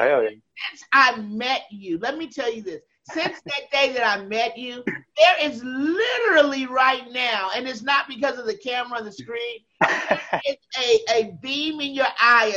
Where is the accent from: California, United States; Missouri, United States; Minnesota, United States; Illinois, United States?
California, United States; Los Angeles; I'm from Los Angeles